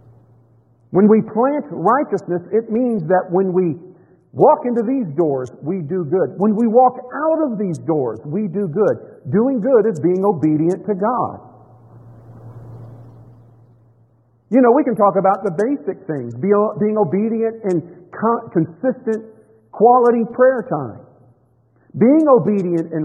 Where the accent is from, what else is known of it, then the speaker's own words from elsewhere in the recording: Tampa, Florida, United States; I grew up in Florida.